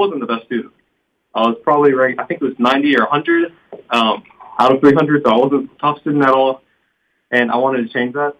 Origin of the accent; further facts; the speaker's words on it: Port Neches, Texas, United States; I'm from Port Neches, Texas